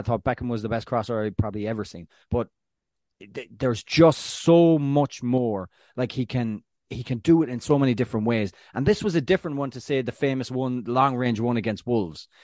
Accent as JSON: {"language": "English", "country": "Ireland", "tie": "born or raised there", "moved": "yes", "lives_now": "United States", "said": "the land of my birth"}